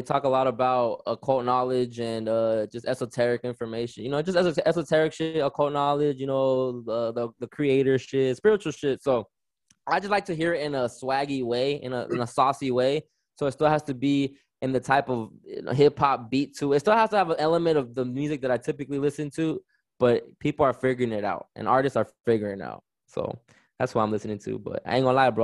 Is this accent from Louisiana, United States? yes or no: no; Riverside, California, United States; also born or lived in Victorville, California; I'm just a kid growing up in Southern California, lived in Riverside, California my whole life